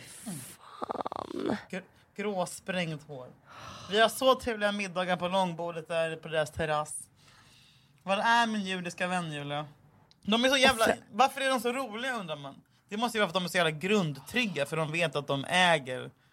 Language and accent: Swedish; Gothenburg, Västra Götaland, Sweden; klubben där jag växte upp i Göteborg